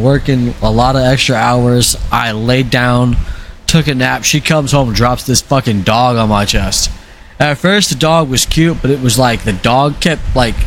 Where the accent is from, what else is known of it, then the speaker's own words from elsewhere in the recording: Arizona, United States; I grew up in Arizona.